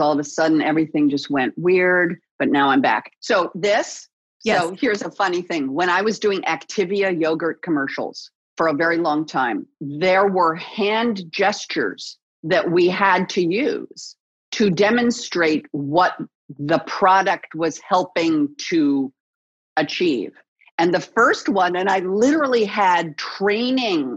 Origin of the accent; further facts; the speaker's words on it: Los Angeles, California, United States; my hometown, born and raised here in the City of Angels